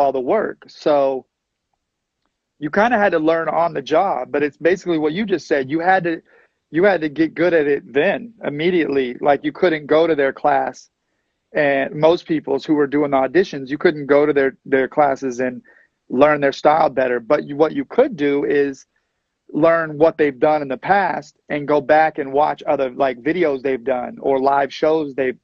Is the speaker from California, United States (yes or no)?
no; Texas, United States; moved away as an adult; I'm from Texas. I just moved here